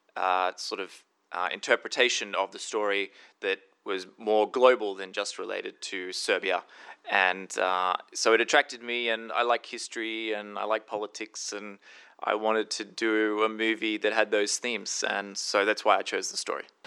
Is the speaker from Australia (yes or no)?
yes; Australia; being Australian